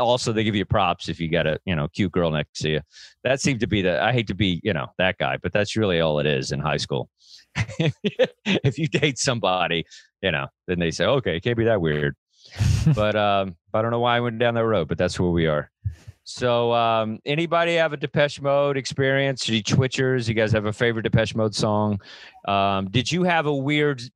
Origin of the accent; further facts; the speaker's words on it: Texas, United States; for a kid growing up in Texas